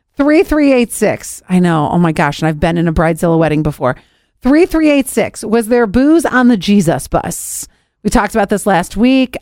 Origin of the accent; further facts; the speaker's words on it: Cleveland, Ohio, United States; I'm from Cleveland, Ohio.